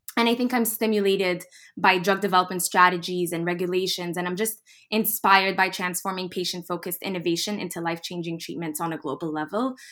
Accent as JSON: {"language": "English", "region": "Dubai", "country": "United Arab Emirates", "tie": "born or raised there", "also_born_or_lived": "United States / Boston / Egypt", "moved": "as an adult", "said": "I'm ethnically Egyptian. I was actually born in the U S, and then I was raised in Dubai and traveled all the way to Boston in twenty seventeen"}